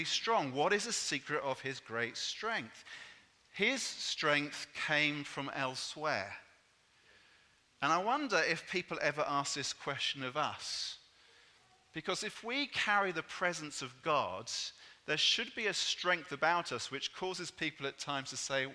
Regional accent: England, United Kingdom; I'm English

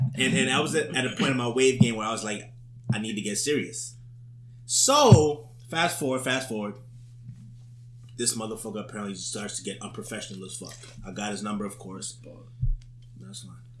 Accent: New York City, New York, United States; I was born and raised in Harlem

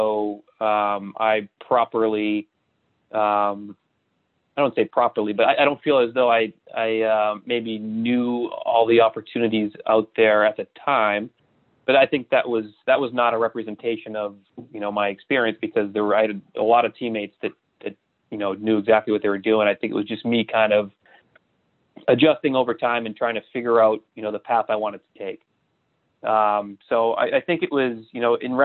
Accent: Boston, Massachusetts, United States; I grew up in Boston

